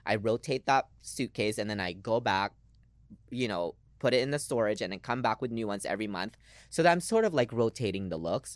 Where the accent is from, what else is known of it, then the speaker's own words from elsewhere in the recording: Lynnwood, Washington, United States; English is a second language; moved away as an adult; also born or lived in Philippines / New York City; I'm from Seattle. I grew up in, um, a little city called Linwood